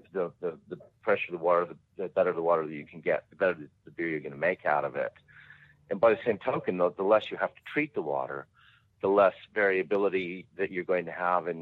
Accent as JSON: {"language": "English", "region": "Colorado", "country": "United States", "tie": "born or raised there", "moved": "yes", "lives_now": "Dinner Plain, Australia", "said": "I'm originally from Colorado, and growing up in the Rocky Mountains"}